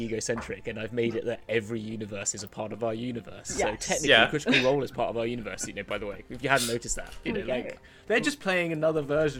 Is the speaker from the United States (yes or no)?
no; United Kingdom; It's just being British